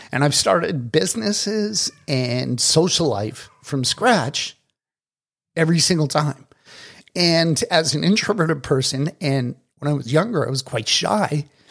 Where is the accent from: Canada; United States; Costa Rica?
Canada; Toronto, Ontario; moved away as an adult; also born or lived in Dominican Republic / South Florida; now in Kelowna, Canada; I was born and raised in Toronto.